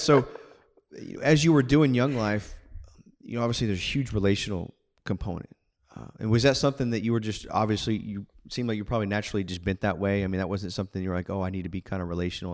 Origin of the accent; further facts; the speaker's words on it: Houston, Texas, United States; I grew up in Houston, suburb of Houston